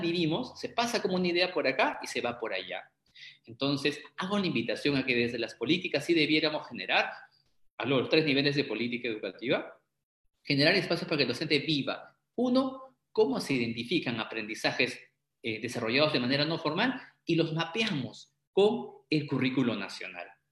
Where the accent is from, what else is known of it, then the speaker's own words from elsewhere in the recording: Arequipa, Peru; está mi tierra Arequipa, saludos a mi tierra Arequipa